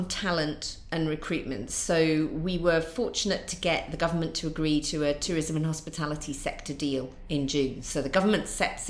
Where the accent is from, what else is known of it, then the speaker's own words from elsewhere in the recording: North East England, United Kingdom; accent: Mackem; And Durham doesn't have a really strong accent, but it has got quite a strong dialect.